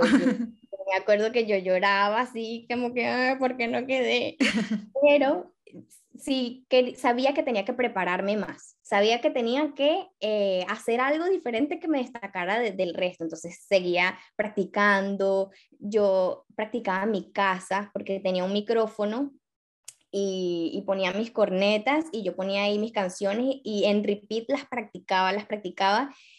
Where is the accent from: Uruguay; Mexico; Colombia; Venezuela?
Venezuela; moved away as an adult; now in Barcelona, Spain; soy venezolana